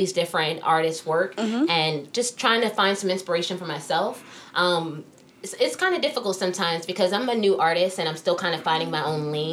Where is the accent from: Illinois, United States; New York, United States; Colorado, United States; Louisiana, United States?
New York, United States; now in New Jersey, United States; I live in New Jersey now, although I'm from New York